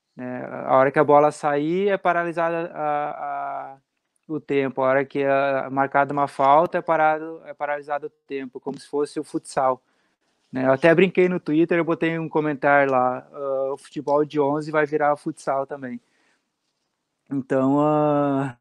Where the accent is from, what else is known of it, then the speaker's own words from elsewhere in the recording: South Region, Brazil; eu sou aqui do Sul